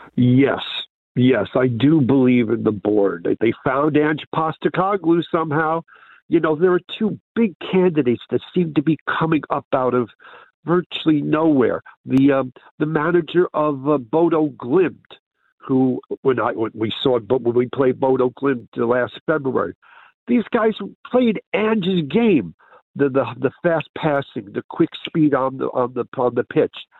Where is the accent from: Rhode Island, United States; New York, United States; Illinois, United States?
New York, United States; New York City; now in Carluke, United Kingdom; I'm originally from New York